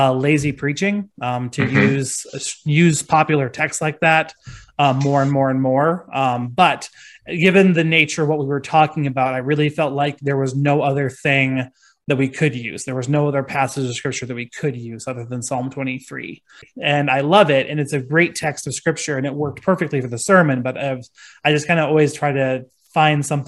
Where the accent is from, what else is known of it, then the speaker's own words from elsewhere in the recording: Gregory, South Dakota, United States; moved away; also born or lived in Canton; I ended up going home to my hometown of Gregory, South Dakota